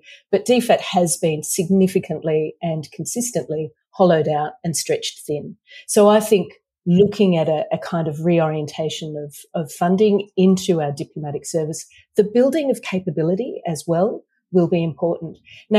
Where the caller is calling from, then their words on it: Brisbane, Queensland, Australia; As you mentioned, I'm joining you from Brisbane, the traditional lands of the Turrbal and Jagera peoples.